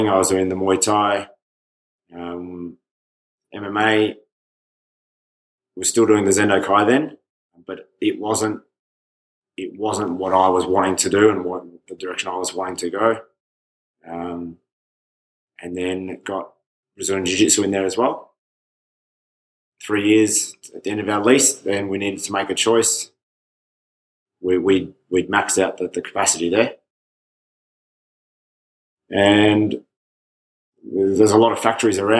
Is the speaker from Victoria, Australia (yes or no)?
yes; Stawell, Victoria, Australia; So I'm from Stawell, which is 3 hours west of Melbourne. Small country town with one option.